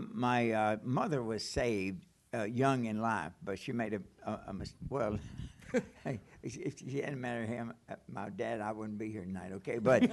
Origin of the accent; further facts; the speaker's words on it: Mannington, Kentucky, United States; also born or lived in Nortonville, Kentucky; in the town I was raised in, I was born in Nortonville, Kentucky. It's a big city of about 800 people, okay? And then I moved to a smaller town, Mannington, okay? And went to a two-room school.